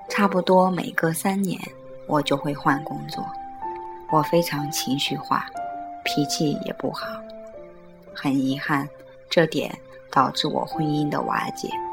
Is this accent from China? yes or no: no; Johor Bahru, Johor, Malaysia; 我们的家乡新山